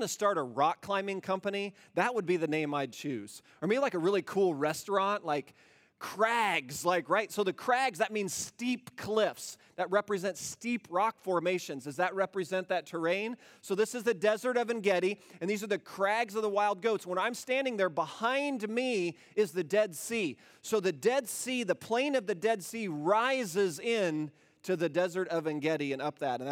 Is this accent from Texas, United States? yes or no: no; Iowa, United States; moved away; also born or lived in Indiana; I grew up in Iowa and moved to Indiana